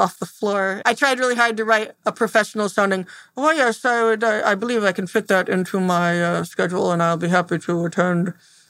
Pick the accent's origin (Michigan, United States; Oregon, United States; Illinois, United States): Michigan, United States; Temperance; I'm from Temperance, Michigan.